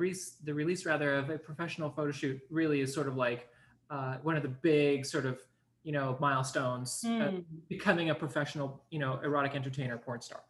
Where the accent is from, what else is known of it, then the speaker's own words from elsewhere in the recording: Montreal, Quebec, Canada; I spent my entire life, with the exception of some vacation time overseas and, you know, in the Caribbean and whatnot, growing up in Montreal.